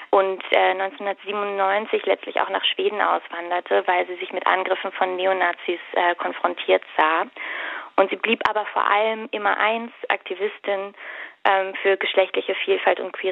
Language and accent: German; Berlin, Germany; Ich komme tatsächlich aus der Gegend, äh, also Biesdorf neben Mahlsdorf, von daher ist es für mich ein ähm